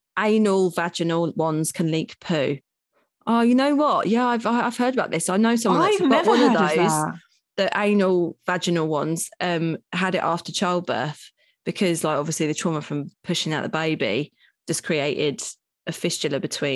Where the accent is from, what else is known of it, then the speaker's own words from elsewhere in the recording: New York City, New York, United States; So I'm a paediatrician from New York City